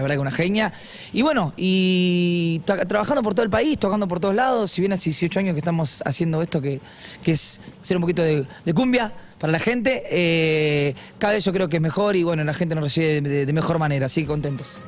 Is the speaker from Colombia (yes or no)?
no; Argentina; yo soy argentino hasta los huevos